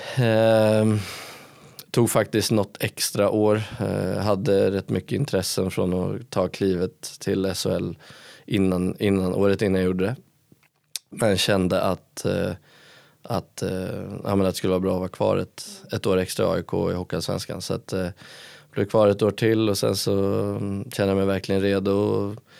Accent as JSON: {"language": "Swedish", "town": "Stockholm", "region": "Stockholm County", "country": "Sweden", "moved": "as an adult", "lives_now": "Karlstad, Sweden", "said": "jag är ju från Stockholm"}